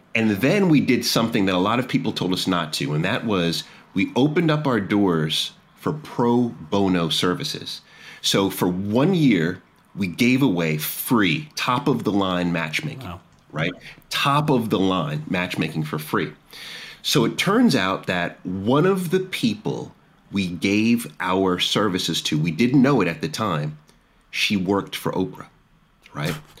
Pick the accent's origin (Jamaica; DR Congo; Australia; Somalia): Jamaica; now in Washington D.C., United States; I'm Jamaican